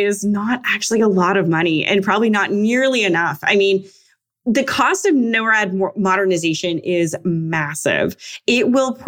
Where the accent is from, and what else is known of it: Canada